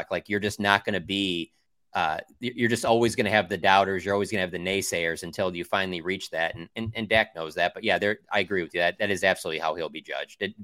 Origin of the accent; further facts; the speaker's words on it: Detroit, Michigan, United States; I'm a guy from Detroit.